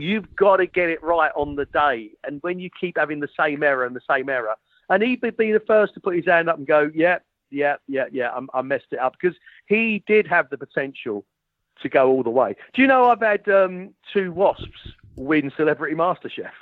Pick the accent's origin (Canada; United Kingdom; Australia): United Kingdom; London; moved away as an adult; also born or lived in Richmond; I was brought up as a Millwall supporter